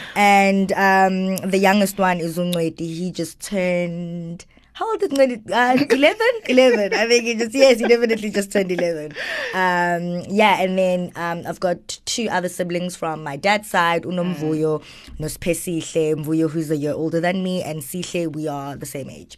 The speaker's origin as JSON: {"language": "English", "town": "Johannesburg", "region": "Gauteng", "country": "South Africa", "tie": "born or raised there", "also_born_or_lived": "Greytown, KwaZulu-Natal", "said": "I grew up in Joburg though"}